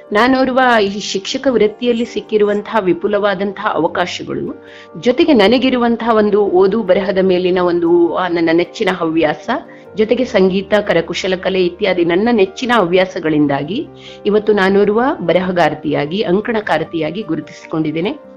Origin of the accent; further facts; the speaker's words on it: Karnataka, India; ನಮ್ಮದೇ ತಾಲೂಕಿನ Gundubala number one ಶಾಲೆಗೆ ಆಯ್ಕೆಯಾದಾಗ